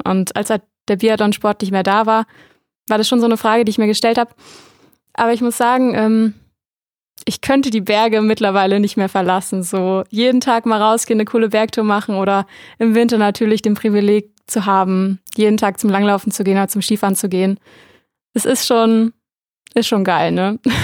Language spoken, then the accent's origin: German; near Mainz, Rhineland-Palatinate, Germany; ich komme eigentlich aus der Nähe von Mainz, also aus dem kompletten Flachland.